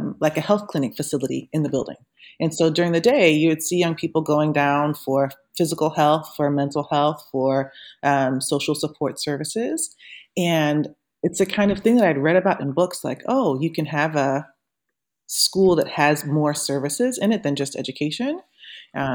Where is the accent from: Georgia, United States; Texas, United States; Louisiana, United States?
Louisiana, United States; moved away as an adult; also born or lived in Ferguson / Long Beach / Connecticut / Brooklyn, New York; I'm from Louisiana. I started teaching in New Orleans when I was 17.